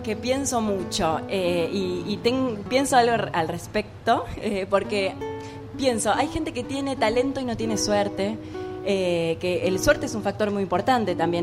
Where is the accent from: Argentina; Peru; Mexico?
Argentina; Trelew, Chubut; moved away; also born or lived in Buenos Aires; nací acá en Capital Federal pero soy del litoral y del sur porque cuando tuve cinco años me fui a vivir a Treleu, Chubut, con mi mamá